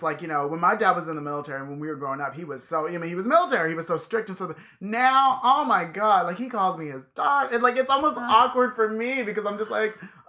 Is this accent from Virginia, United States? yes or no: yes; Virginia, United States; now in California, United States; One, we're in California. I mean, I grew up in Virginia